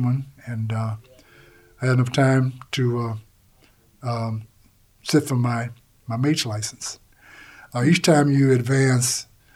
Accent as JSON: {"language": "English", "town": "Galveston", "region": "Texas", "country": "United States", "tie": "born or raised there", "said": "I was born in Galveston, Texas, and affectionately known as BOI, Born on the Island"}